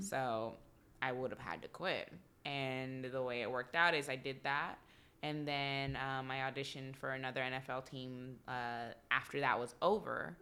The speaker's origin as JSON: {"language": "English", "region": "Texas", "country": "United States", "also_born_or_lived": "Atlanta", "moved": "yes", "said": "I'm from Texas"}